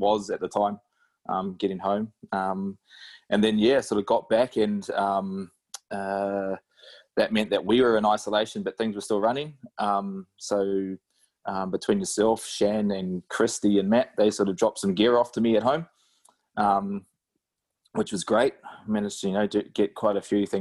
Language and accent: English; New Zealand; now in Australia; back home in NZ